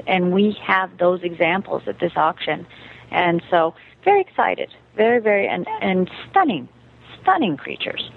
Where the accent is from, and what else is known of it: United States; moved away as an adult; also born or lived in Germany